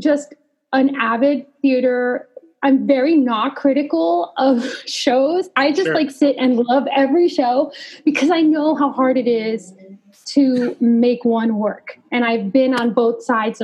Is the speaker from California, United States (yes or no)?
yes; Los Angeles, California, United States; moved away; I grew up in Los Angeles.